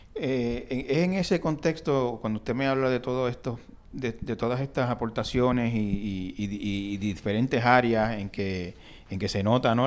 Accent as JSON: {"language": "Spanish", "town": "Santa Isabel", "country": "Puerto Rico", "tie": "born or raised there", "said": "en Santa Isabel, donde yo me crié"}